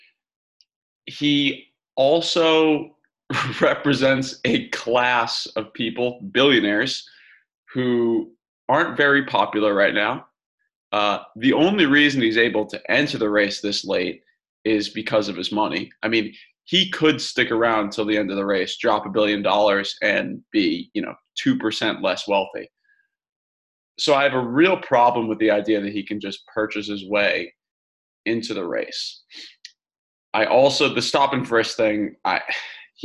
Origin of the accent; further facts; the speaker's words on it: Massachusetts, United States; I'm from Massachusetts